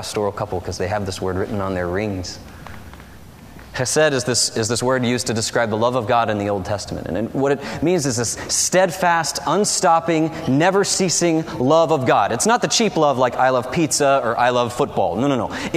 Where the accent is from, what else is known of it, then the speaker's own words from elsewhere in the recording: the South, United States; a city in the south where I grew up, where monster truck driving is popular